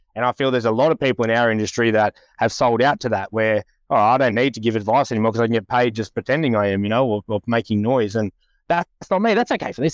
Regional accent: Western Sydney / Central Coast, New South Wales, Australia; I grew up in the West, or in between the West and the Central Coast

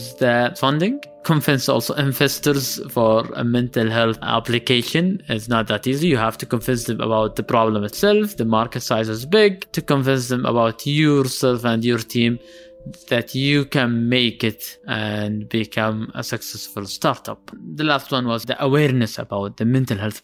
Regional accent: Medina, Medina Province, Saudi Arabia; I am from Medina, and here in Medina, there was not much mental health support

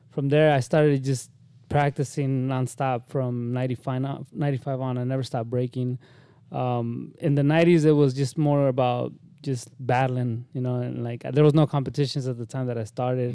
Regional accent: Windsor, California, United States; I grew up in Northern California. Windsor actually is the town where I lived for the longest.

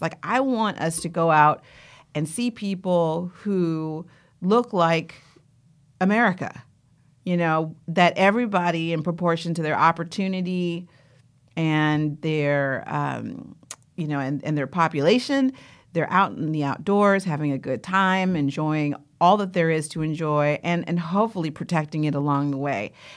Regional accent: Oakland, California, United States; growing up in Oakland

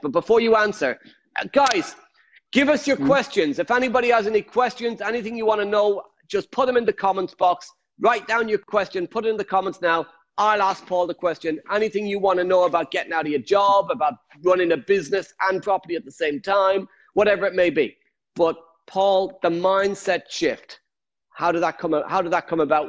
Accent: Ireland; I'm Irish

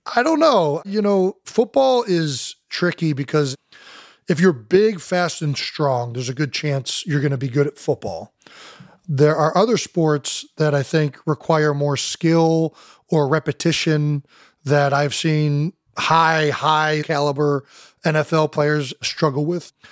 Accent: Cleveland Heights, Ohio, United States; we're from Cleveland Heights

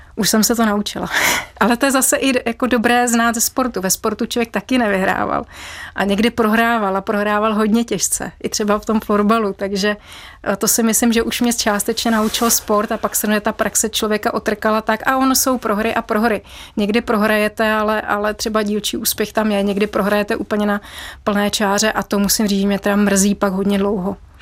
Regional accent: Bavaria, Germany; now in Czech Republic; mám rodinu v Německu a vyrůstala jsem v Bavorsku

